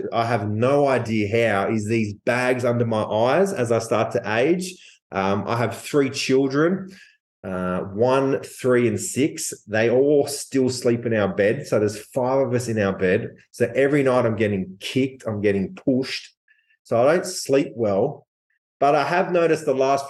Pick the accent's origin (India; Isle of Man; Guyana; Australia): Australia; I'm from Australia